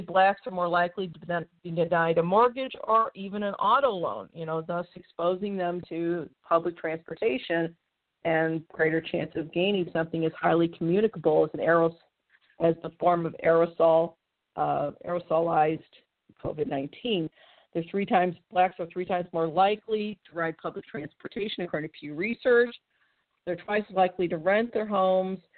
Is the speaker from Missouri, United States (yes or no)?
yes; St. Louis, Missouri, United States; my hometown, St. Louis